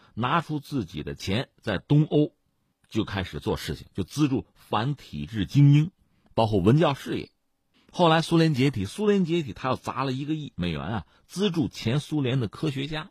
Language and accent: Chinese; China; 作为中国人更敏感的还是这句话